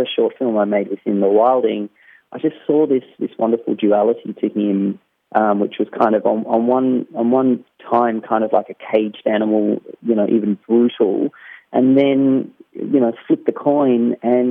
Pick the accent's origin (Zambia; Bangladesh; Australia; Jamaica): Australia; I grew up in the Australian bush